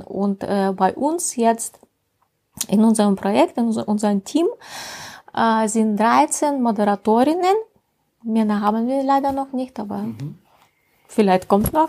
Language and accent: German; deep provinces near the Urals, Russia; German is a second language; moved away as an adult; also born or lived in St. Petersburg, Russia / Estonia; now in Germany; ich komme aus Russland, aus dem tiefen Provinz in der Nähe von Ural.